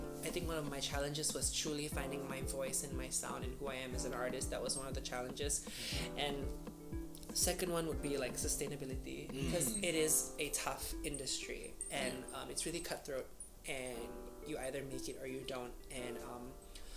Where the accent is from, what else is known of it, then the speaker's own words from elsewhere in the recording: Miri, Sarawak, Malaysia; moved away as an adult; now in Kuala Lumpur, Malaysia; I'm originally from Miri, Sarawak, from Borneo. I moved here about 3 years ago